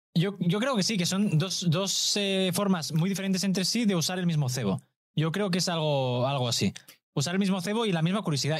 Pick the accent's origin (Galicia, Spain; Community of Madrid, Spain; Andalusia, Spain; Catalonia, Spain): Catalonia, Spain; Badalona; mi pueblo